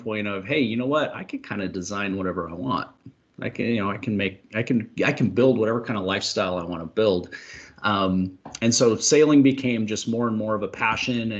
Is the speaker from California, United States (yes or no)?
no; Washington, United States; I'm from Washington State here in the Pacific Northwest